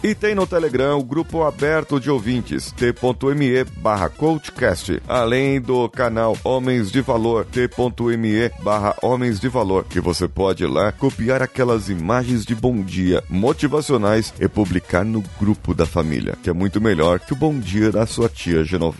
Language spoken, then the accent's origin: Portuguese; São Paulo, Brazil; sou aqui de São Paulo